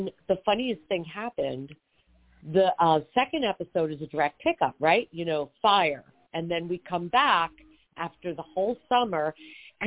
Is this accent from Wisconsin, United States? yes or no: no; Long Island, New York, United States; I grew up on Long Island in New York